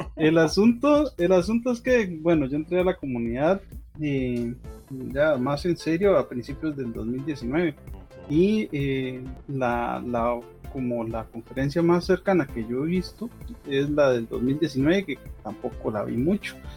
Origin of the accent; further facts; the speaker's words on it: Costa Rica; como buen tico